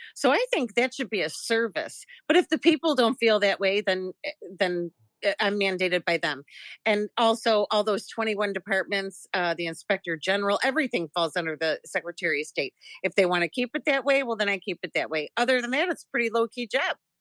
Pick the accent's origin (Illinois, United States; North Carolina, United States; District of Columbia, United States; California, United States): Illinois, United States; Chicago; I am born and raised in Chicago.